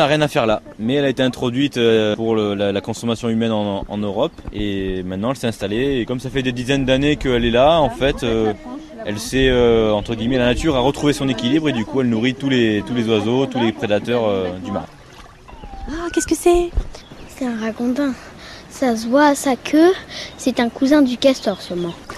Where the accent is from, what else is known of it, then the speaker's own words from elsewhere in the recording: Provence-Alpes-Côte d'Azur, France; chez nous en Provence